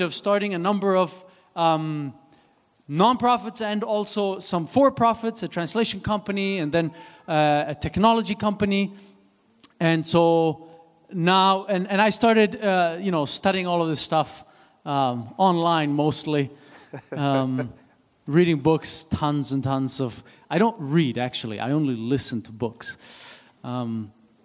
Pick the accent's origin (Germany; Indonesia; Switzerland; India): Switzerland; English is a second language; moved away; I was born and raised in Switzerland, so this is why I have a little bit of an accent.